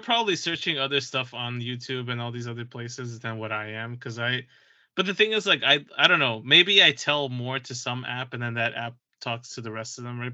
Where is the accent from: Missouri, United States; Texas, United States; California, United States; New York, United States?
New York, United States; New York City; As a New Yorker